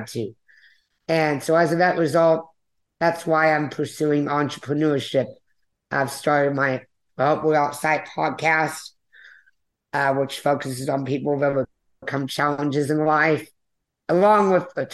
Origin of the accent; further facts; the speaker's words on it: Conroe, Texas, United States; also born or lived in Cancun, Mexico; I was born in June of 1993, near Houston, Texas, in Conroe